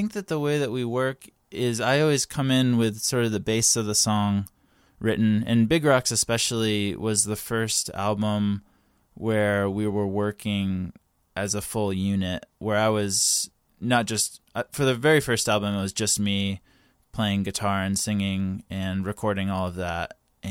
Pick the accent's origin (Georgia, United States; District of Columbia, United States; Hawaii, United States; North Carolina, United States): North Carolina, United States; moved away as an adult; now in Los Angeles, United States; yeah, I moved to Los Angeles from North Carolina about 6 years ago, and I just graduated college